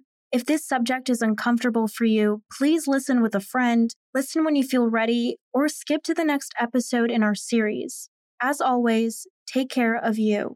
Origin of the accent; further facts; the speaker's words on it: Chicago, Illinois, United States; a second-generation Mexican-American journalist born and raised in Chicago